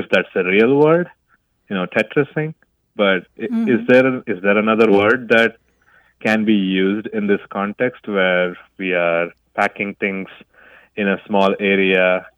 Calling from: Gaffney, South Carolina, United States; I'm calling from Gaffney, South Carolina.

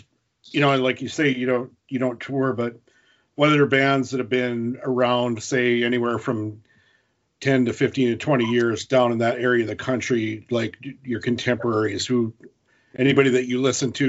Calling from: North Dakota, United States; I'm up in North Dakota.

